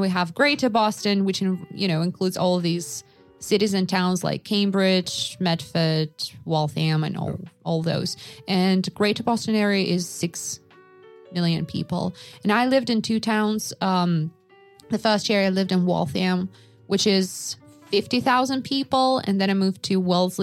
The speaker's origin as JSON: {"language": "English", "town": "Yakutsk", "region": "Sakha Republic", "country": "Russia", "moved": "yes", "said": "I am from Yakutsk, which is, I think it was like at the time that I was living there, it was 250,000 people."}